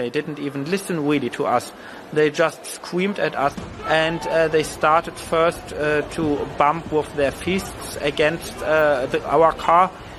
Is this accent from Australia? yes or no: no; Germany; English is a second language; we are tourists, that we are from Germany, we are both not Jewish